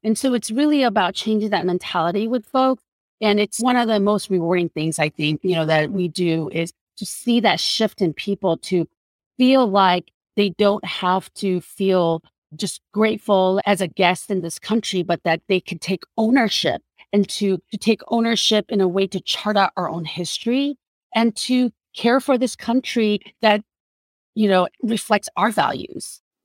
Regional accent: South Korea; now in United States; I was a Korean woman

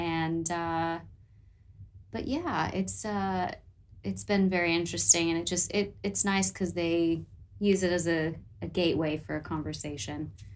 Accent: United States; accent: American; moved away as an adult; now in New Zealand

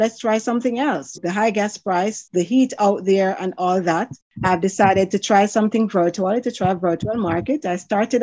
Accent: Jamaica; moved away; I grew up in Jamaica

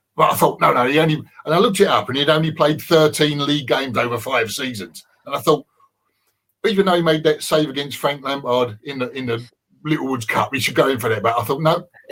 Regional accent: London, United Kingdom; I grew up in Green Street

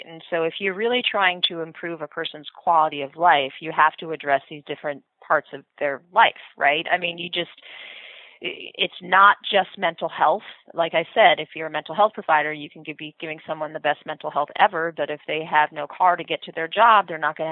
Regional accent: New Rochelle, New York, United States; moved away; also born or lived in California; I grew up in New Rochelle, New York, kind of city type of living

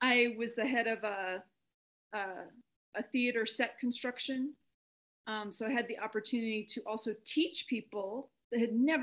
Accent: Albuquerque, New Mexico, United States; They moved out to Albuquerque when I was a year old, Albuquerque, New Mexico.

